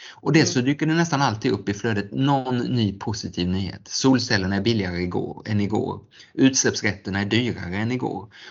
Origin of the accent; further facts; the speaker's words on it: Geneva, Switzerland; born there; Och jag är född i Genève som har världens största årliga bilsalong